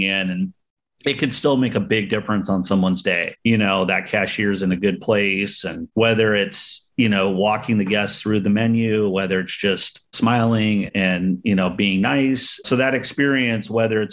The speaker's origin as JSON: {"language": "English", "town": "San Diego", "region": "California", "country": "United States", "tie": "born or raised there", "lives_now": "Gilroy, United States", "said": "where I grew up down in San Diego, out in East County"}